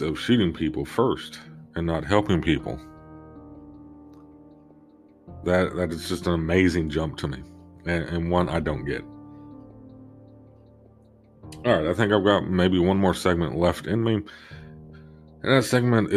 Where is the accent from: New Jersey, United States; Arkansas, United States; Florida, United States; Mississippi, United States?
Arkansas, United States; Arkansas specifically, because that is my home state